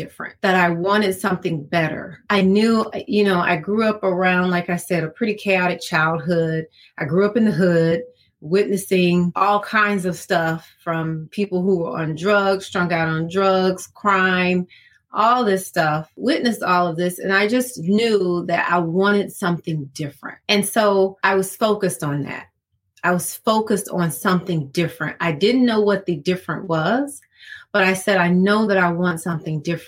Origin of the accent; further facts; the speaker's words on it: Decatur, Georgia, United States; also born or lived in Atlanta, Georgia; I was born in Atlanta, pretty much raised in Decatur